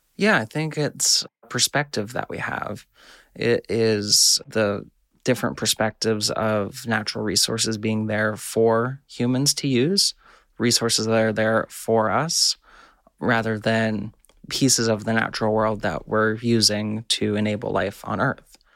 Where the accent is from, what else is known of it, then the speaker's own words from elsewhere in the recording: California, United States; I grew up diving in California kelp forests